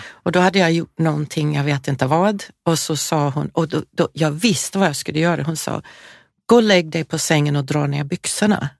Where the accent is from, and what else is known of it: California, United States; born or raised there; moved away